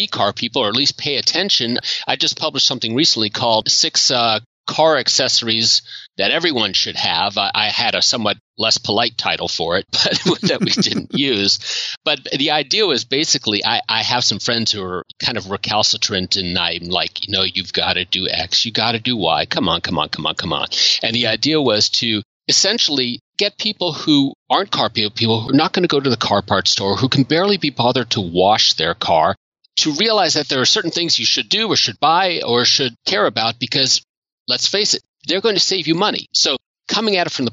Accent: Washington, District of Columbia, United States; I grew up in the Washington, D.C. area

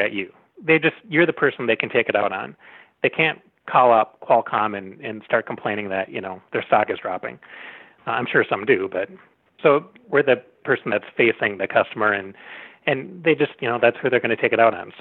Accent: North Woods of Wisconsin, United States; I grew up in the North Woods of Wisconsin, so not too far from here.

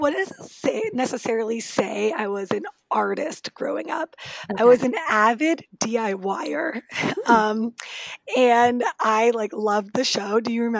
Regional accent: Colorado, United States; moved away as an adult; now in Washington, D.C., United States; I'm in D.C. now. I grew up in Colorado, but I've been in D.C. for, I guess 8 years now. And I'm here to stay.

